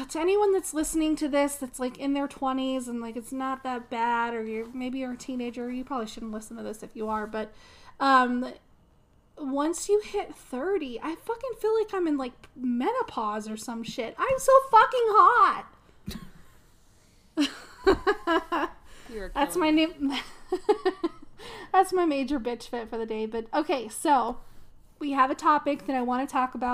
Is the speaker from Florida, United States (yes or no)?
no; Las Vegas, Nevada, United States; moved away as an adult; now in Colorado, United States; I'm originally from Vegas, and my daughter and I, we've lived here for 7 years